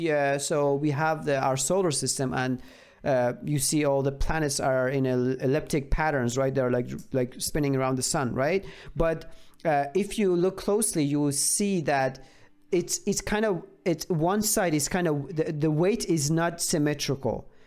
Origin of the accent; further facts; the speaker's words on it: Iran; I'm from Iran